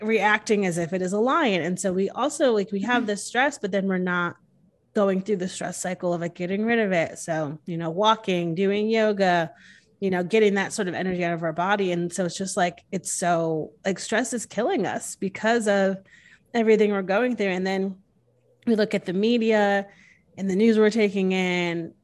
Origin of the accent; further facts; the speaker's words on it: Connecticut, United States; moved away as an adult; now in Texas, United States; I'm born and raised in Connecticut. I moved here when I was twenty-six, so I've been here six years.